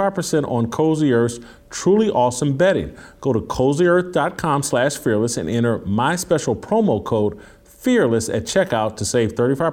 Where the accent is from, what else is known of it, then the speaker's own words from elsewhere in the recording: Indianapolis, Indiana, United States; also born or lived in Kansas City / Los Angeles; now in Nashville, United States; I'm based here in Nashville. I grew up in Indianapolis. I've lived in Kansas City. I've lived in Los Angeles